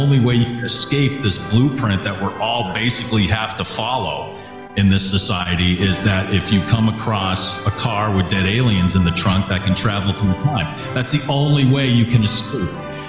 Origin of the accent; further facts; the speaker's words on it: Natick, Massachusetts, United States; I'm just warning you, I grew up in Natick, Massachusetts. It's a high school football town, and I just couldn't wait to get out of Natick.